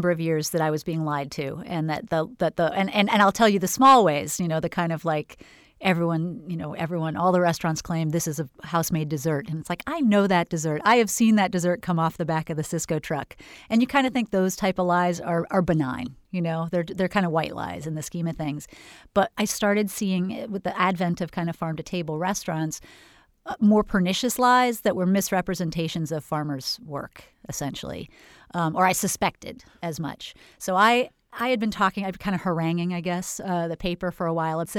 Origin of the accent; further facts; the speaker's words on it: California, United States; I was from Northern California and moved to Florida and, and wondered why the farmers markets had no farmers at them.